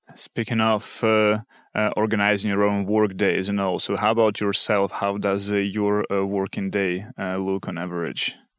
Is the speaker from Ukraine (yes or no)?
yes; Kharkiv, Kharkiv Oblast, Ukraine; moved away; Kharkiv, uh, which is my hometown